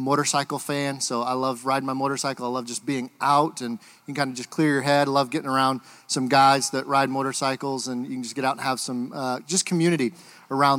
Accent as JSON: {"language": "English", "region": "Michigan", "country": "United States", "moved": "yes", "said": "I'm originally from Michigan"}